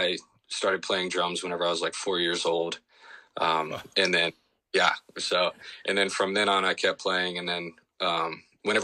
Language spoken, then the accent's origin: English; Shreveport, Louisiana, United States; I grew up in Shreveport, Louisiana, as a son of a youth minister and grandson of our preacher